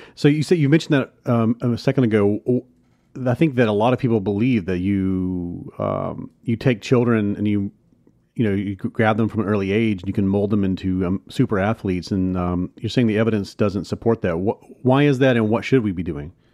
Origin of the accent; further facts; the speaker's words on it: Hattiesburg, Mississippi, United States; my hometown hattiesburg mississippi